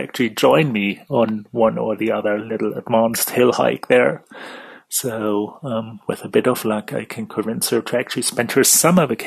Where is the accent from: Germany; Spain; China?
Germany; now in London, United Kingdom; I'm living in the UK in London, though, as you figure by the accent, I'm actually from Germany